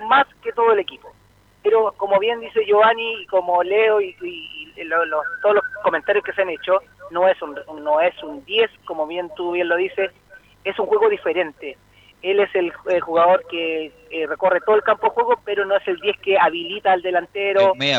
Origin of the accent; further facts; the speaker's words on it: Chile; como chileno